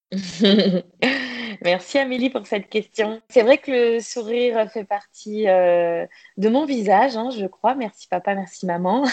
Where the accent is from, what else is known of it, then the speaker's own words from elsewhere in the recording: Le Mans, Pays de la Loire, France; moved away as an adult; also born or lived in Toulouse / south of France; je suis née en Sarthe, au Mans. J'ai donc euh, commencé euh, mes études jusqu'à jusqu'à mes 18 ans, jusqu'au bac